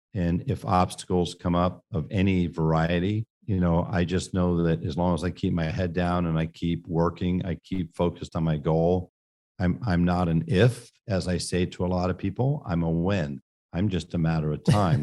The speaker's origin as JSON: {"language": "English", "town": "San Francisco", "region": "California", "country": "United States", "tie": "born or raised there", "said": "I grew up in San Francisco, California"}